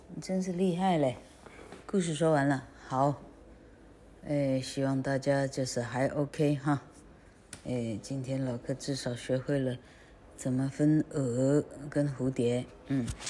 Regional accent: Taiwan; 我们台湾人

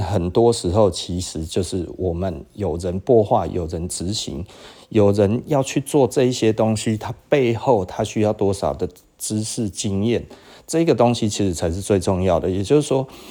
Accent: Taiwan; 日本人其实是伤害我们台湾人的

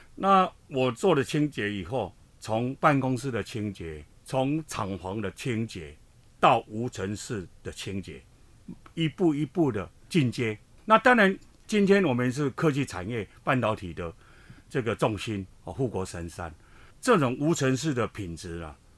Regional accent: Hsinchu, Hsinchu City, Taiwan; 其实我出生在基层，我们的，我的家乡 在香山

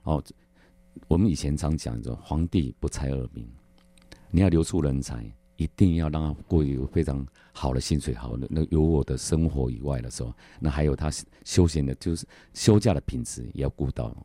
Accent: Taiwan; 我们台湾人

